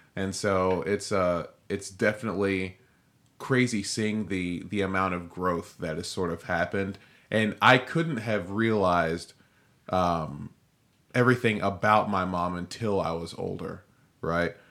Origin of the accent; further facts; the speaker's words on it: Nigeria; I'm Nigerian.